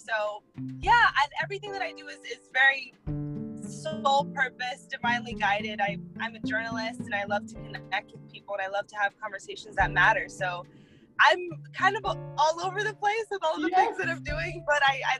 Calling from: Boca Raton, Florida, United States; I am currently calling from Boca Raton, Florida, on my way to work.

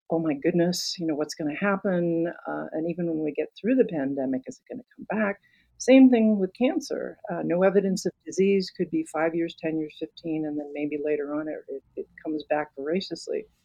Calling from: Santa Fe, New Mexico, United States; I'm a she, her, and I am coming from Santa Fe, New Mexico.

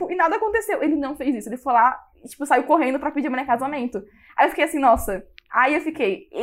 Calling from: Brasília, Federal District, Brazil

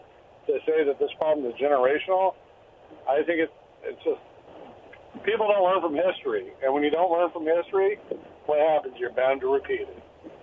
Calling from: Benton City, Washington, United States; from Benton City.

